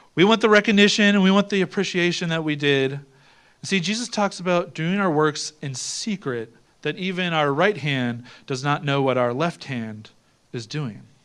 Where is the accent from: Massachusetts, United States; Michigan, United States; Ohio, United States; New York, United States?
Ohio, United States; I'm from Ohio.